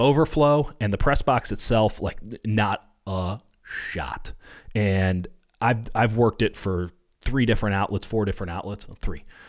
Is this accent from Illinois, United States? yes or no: yes; Chicago, Illinois, United States; moved away; growing up in Chicago, you know, raised in Catholic school